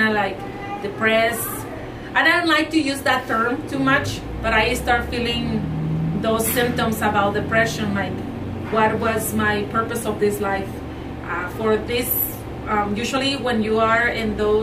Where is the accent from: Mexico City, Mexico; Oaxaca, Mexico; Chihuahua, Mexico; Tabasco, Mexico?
Chihuahua, Mexico; English is a second language; moved away as an adult; also born or lived in Arizona; now in St. George, United States; I was born and raised in Mexico. I'm from Chihuahua, Mexico.